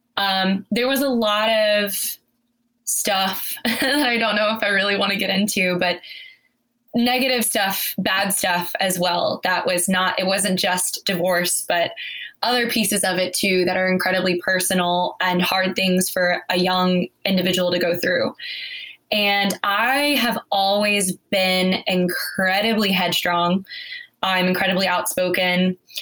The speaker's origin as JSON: {"language": "English", "town": "Cedar Hill", "region": "Texas", "country": "United States", "tie": "born or raised there", "said": "I grew up in Cedar Hill, Texas"}